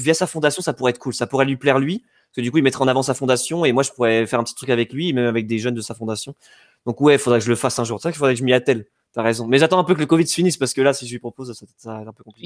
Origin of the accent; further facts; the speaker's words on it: Yvelines, Île-de-France, France; là où j'ai grandi donc dans les Yvelines